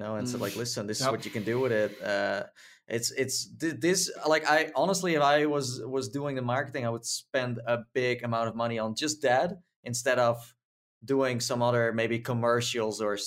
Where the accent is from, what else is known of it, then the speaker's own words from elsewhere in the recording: Netherlands; I'm from the Holland land